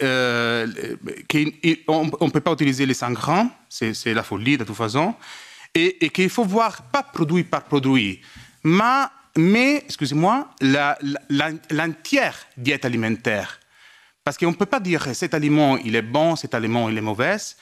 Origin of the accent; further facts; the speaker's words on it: Italy; French is a second language; je suis italienne